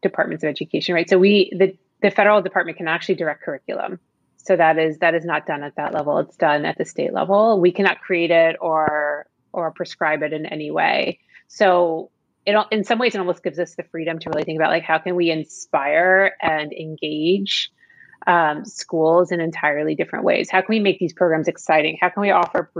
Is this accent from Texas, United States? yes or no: no; Florida, United States; I grew up in Florida.